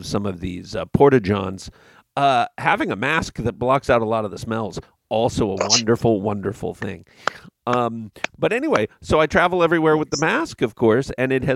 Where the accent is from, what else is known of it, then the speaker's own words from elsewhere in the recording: West Coast, United States; having been born and raised on the West Coast